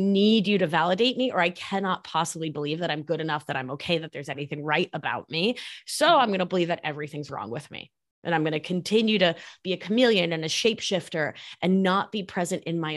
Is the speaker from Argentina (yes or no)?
yes; Argentina; first language Spanish; English is a second language; moved away; I'm from Argentina